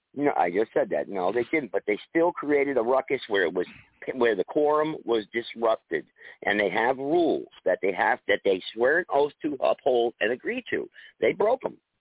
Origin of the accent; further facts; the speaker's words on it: Greensboro, North Carolina, United States; also born or lived in West Haven, Connecticut; the city I'm from Greensboro